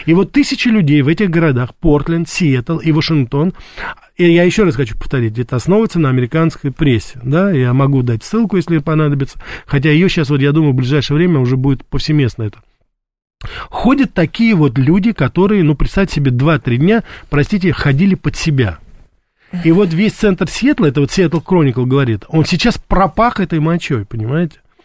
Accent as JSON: {"language": "Russian", "country": "Russia", "tie": "born or raised there", "said": "я родился и вырос в России"}